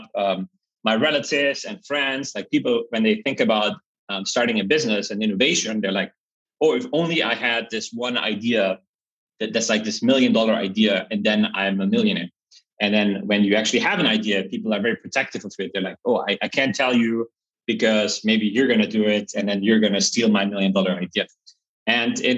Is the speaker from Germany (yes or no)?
yes; Germany; also born or lived in Berlin; I grew up in Germany in a very small village with 600 people